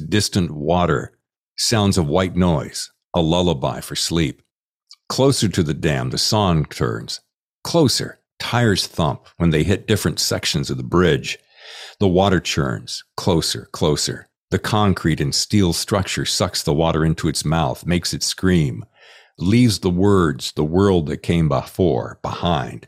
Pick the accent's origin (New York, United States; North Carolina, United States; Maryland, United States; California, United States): North Carolina, United States; I grew up in North Carolina